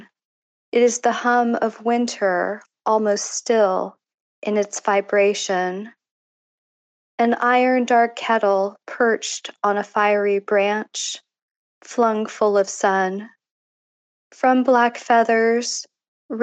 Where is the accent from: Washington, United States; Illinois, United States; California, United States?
California, United States; Foster City; moved away as an adult; also born or lived in Northampton, Massachusetts; I'm originally from Northern California, a small town, well, small back then, called Foster City